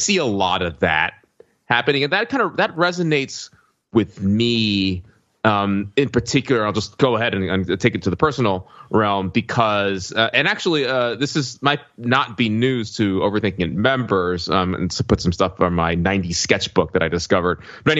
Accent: Alabama, United States; moved away as an adult; I grew up in Alabama in a very conservative environment and reflected that and took those politics with me to college.

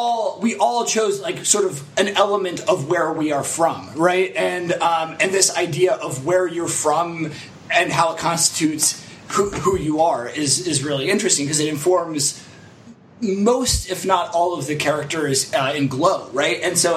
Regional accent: Lancaster County, Pennsylvania, United States; I am not Amish, but that's, you know, when I say I'm from Lancaster County, Pennsylvania, that's what anyone asks, like, oh, are you Amish?

